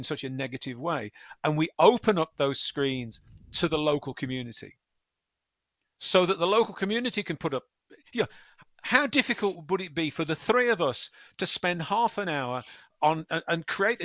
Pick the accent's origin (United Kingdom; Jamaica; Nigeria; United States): United Kingdom; West Midlands; the West Midlands, my hometown